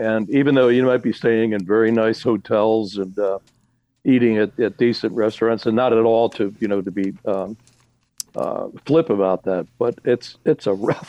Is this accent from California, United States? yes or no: no; Philadelphia, Pennsylvania, United States; I grew up in Philadelphia